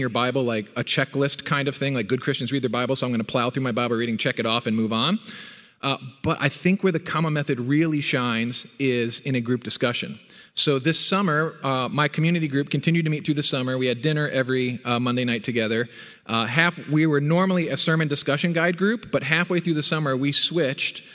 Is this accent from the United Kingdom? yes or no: no; New Jersey, United States; moved away; I was born in North Jersey, right across the river from Manhattan. Grew up in the Northeast